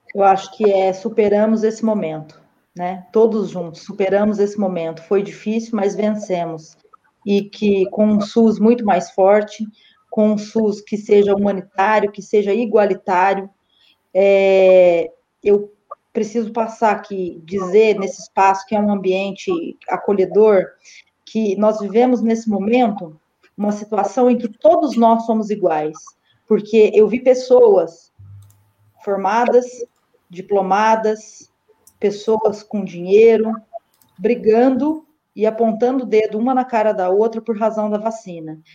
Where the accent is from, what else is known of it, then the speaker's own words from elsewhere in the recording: Guaxupé, Minas Gerais, Brazil; o município onde eu nasci, fui criada